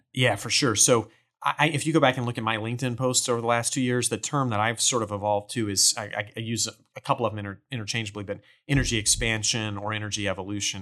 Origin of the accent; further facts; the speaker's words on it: Port Neches, Texas, United States; I grew up in Port Neches over in Beaumont, Port Arthur in the Golden Triangle